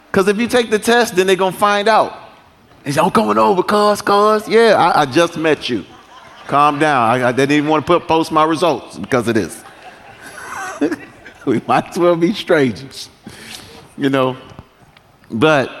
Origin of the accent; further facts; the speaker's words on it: United States; I'm not from Africa, but they call me African. I'm American